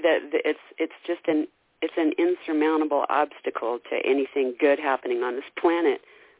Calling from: Idaho, United States; I'm calling from Idaho.

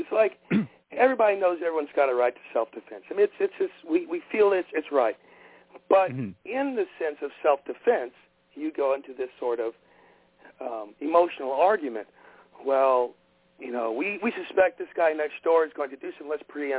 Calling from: Oklahoma, United States; … from Oklahoma.

